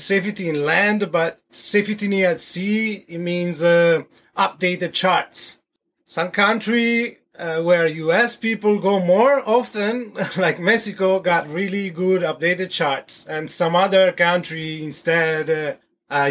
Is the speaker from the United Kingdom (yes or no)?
no; Verona, Veneto, Italy; English is a second language; moved away as an adult; also born or lived in Havana, Cuba; now in French Polynesia; I was born originally from Verona, Italy. I left Italy around the 20s then and start to travel.